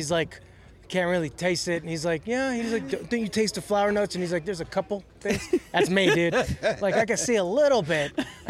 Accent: Chicago, Illinois, United States; I grew up in Chicago, man, by Cook County Jail.

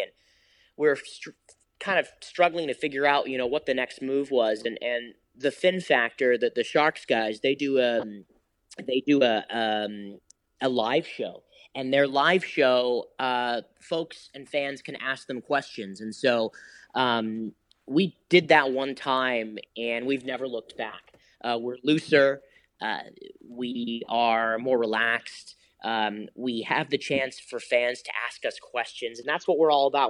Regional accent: London, United Kingdom; now in United States; I grew up in West London

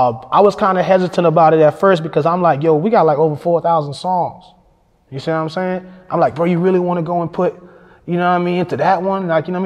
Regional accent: Fayetteville, United States; I'm like, I'm from Fayetteville.

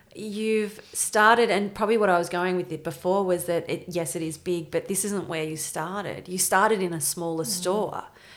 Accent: Bendigo, Victoria, Australia; Like, as you said, I'm from Bendigo. We're a massive bike community, big, actually.

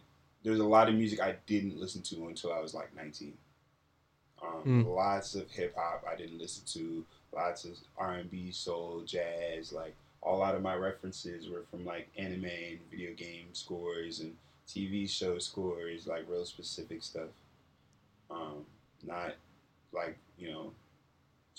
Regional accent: New Jersey, United States; moved away as an adult; also born or lived in central Pennsylvania / Ghana (family); now in Los Angeles, United States; I've been in LA for on and off like 5 years. But I've mostly been in New Jersey, and I spent some time in central Pennsylvania

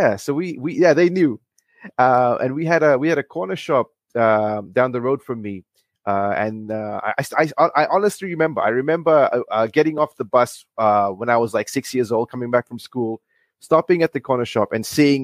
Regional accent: Fiji; I come from Fiji and I've grown up here. I lived here my whole life.

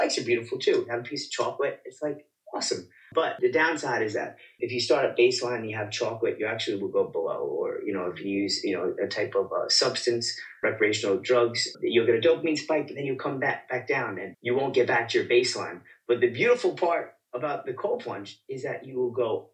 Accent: New York City, New York, United States; I am from the Bronx, New York

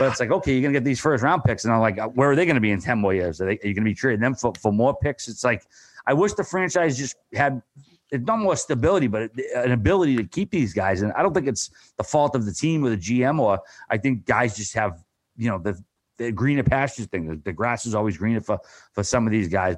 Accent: Boston, Massachusetts, United States; I'm from Boston

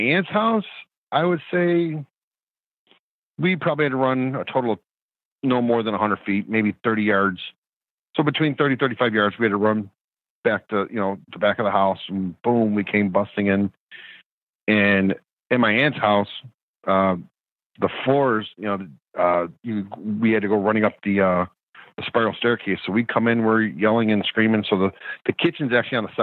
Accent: New York, United States; being a New Yorker

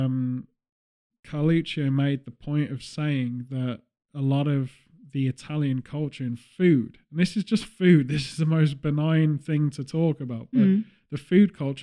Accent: England, United Kingdom; as a British person

